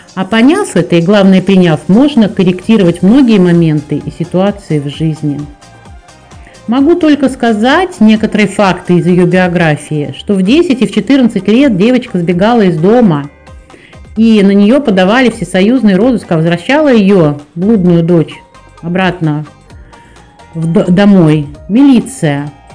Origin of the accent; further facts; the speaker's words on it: Moscow, Russia; Я москвичка.